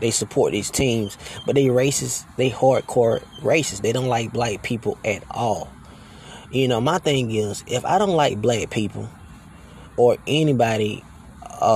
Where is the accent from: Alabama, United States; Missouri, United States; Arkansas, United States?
Alabama, United States; now in Texas, United States; I am from Alabama. You know, I was raised in Alabama